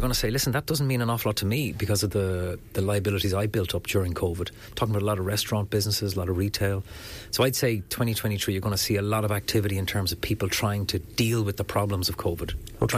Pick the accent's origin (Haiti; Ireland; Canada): Ireland; Enniscorthy, Leinster; my hometown of Enniscorthy